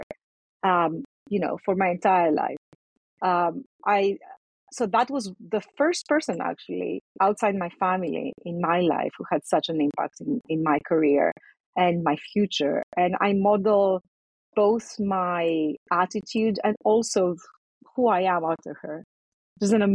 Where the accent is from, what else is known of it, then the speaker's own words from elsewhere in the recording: Athens, Attica, Greece; moved away; I was born and raised in Athens in Greece